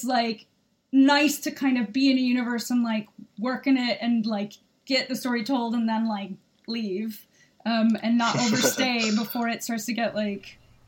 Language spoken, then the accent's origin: English; United States; now in United Kingdom; I'm an American. I live in the UK.